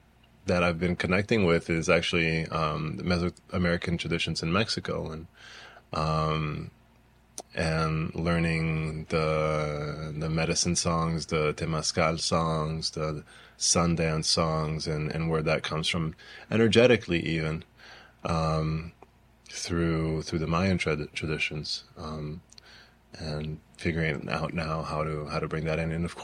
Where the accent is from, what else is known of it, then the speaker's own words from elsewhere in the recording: Brazil; born there; also born or lived in United States; Being from Brazil, it wasn't for a long time that it took me a long time to realize, you know, I was born in Brazil. I grew up playing violin and studying in the U.S. and studying in Europe